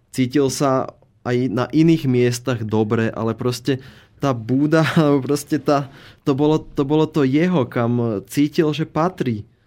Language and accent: Slovak; Slovakia; ten náš dobrý, dobrosrdečný slovenský duch